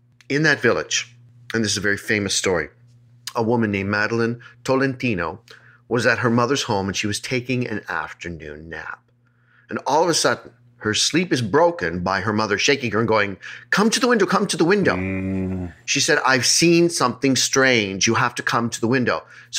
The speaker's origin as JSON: {"language": "English", "town": "Moca", "country": "Puerto Rico", "said": "Where are you from? I am from Moca. This is in Puerto Rico."}